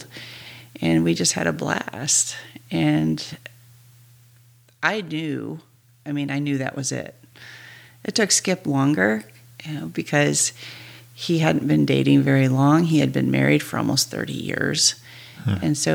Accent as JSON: {"language": "English", "region": "Michigan", "country": "United States", "tie": "born or raised there", "also_born_or_lived": "Los Angeles / Hawaii / Alaska", "moved": "as an adult", "said": "I grew up in Michigan, so I went to University of Michigan"}